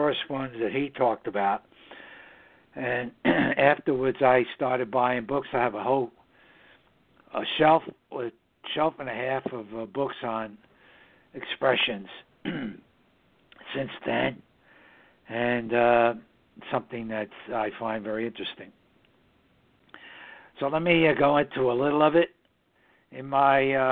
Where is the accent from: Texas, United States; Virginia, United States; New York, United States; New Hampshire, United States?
New York, United States; New York City; the northern suburbs of New York City, my hometown